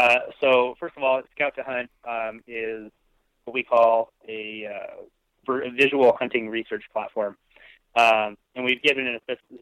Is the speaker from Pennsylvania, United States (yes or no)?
no; Boise, Idaho, United States; So personally for me, I'm actually from Boise, Idaho. So I'm a native Idahoan, which kind of helped get me into this in terms of my love for the outdoors, just kind of in my blood.